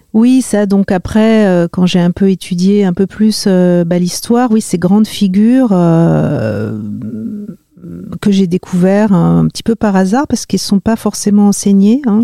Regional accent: Marly-le-Roi, Île-de-France, France; born or raised there

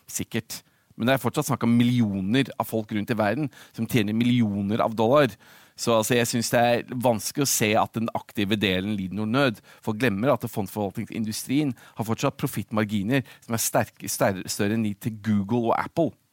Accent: Oslo, Norway; moved away as an adult; also born or lived in London, United Kingdom / Middle East / United States; jeg født og oppvokst i Norge, på Oslo

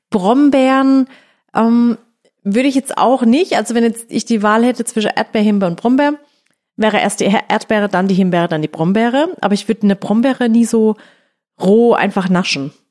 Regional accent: Baden-Württemberg, Germany; bei uns in Baden

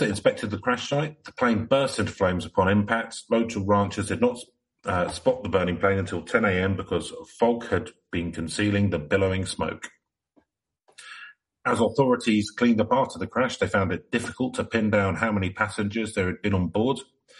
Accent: Whittier, California, United States; I grew up in Whittier.

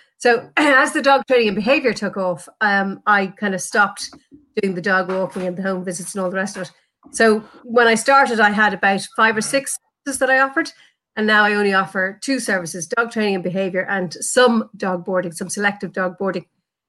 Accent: Dublin, Leinster, Ireland; I'm originally from Dublin

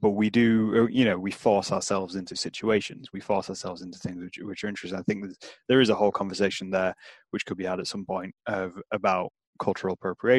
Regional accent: United Kingdom; maybe that is something we do as British people

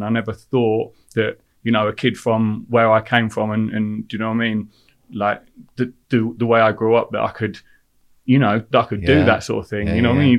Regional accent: Leicester, East Midlands, United Kingdom; I grew up in Leicester.

